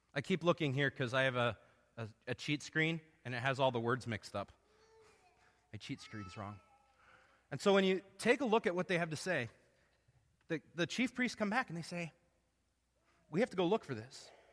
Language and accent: English; Arizona, United States; moved away; I grew up in Arizona